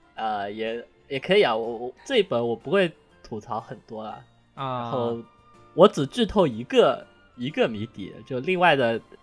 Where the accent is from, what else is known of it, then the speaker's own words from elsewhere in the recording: southern China, China; accent: southern accent; 他们觉得我的南方口音很严重